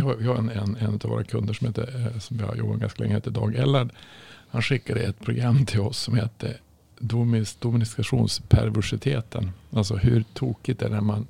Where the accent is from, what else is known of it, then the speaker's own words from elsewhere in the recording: Norrland, Sweden; jag kommer ju från Norrland